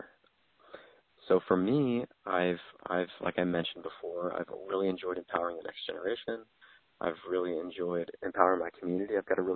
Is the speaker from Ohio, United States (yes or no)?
no; Southern California, United States; also born or lived in Poway / Los Angeles County / Indiana; I was born and raised here in Southern California, Poway is where I was born, and then I lived up in Northern LA County, kind of all over LA County.